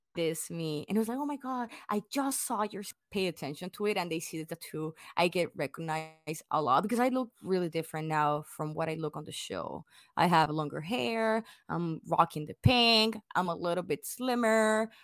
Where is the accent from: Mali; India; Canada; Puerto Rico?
Puerto Rico; English is a second language; moved away as an adult; now in United States; like me, hundred percent born and raised in Puerto Rico